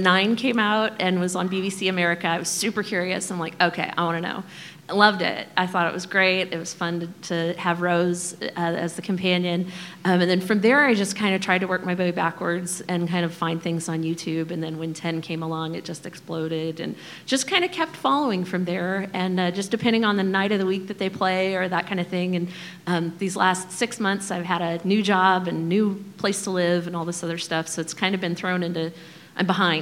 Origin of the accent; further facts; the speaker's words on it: Kansas City, United States; I grew up in Kansas City area.